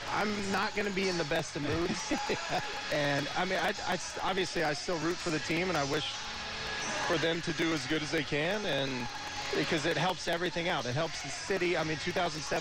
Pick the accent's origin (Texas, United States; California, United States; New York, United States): Texas, United States; now in Jacksonville, United States; I grew up in Texas